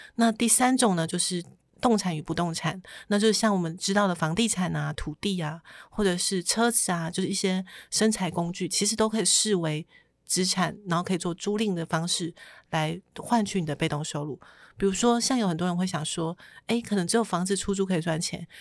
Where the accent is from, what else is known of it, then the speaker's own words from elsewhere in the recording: Taitung, Taitung County, Taiwan; 我是台东人啊，我本来就梦想在台东有一间房子